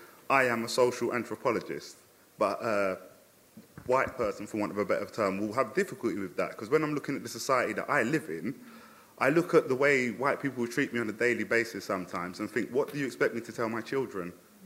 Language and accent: English; Jamaica; Because I'm Jamaican